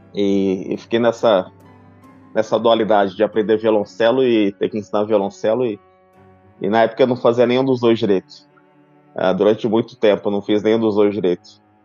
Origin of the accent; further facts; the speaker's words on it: São José do Rio Preto, São Paulo, Brazil; Minha história começou na minha cidade natal, em São José do Rio Preto